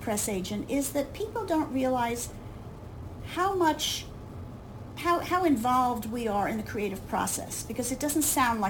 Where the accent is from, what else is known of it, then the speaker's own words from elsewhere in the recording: New York, United States; I grew up in New York, and I was a theater kid.